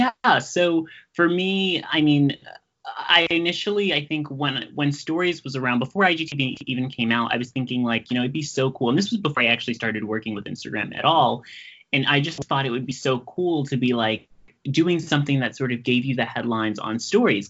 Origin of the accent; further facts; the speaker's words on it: New York City, New York, United States; I'm from Brooklyn